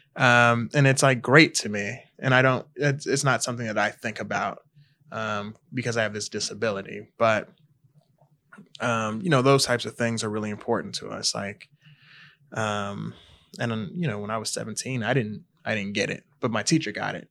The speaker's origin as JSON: {"language": "English", "town": "Harvey", "region": "Illinois", "country": "United States", "tie": "born or raised there", "also_born_or_lived": "Country Club Hills, Illinois", "said": "I'm originally from the south suburbs of Chicago. So I grew up in Harvey"}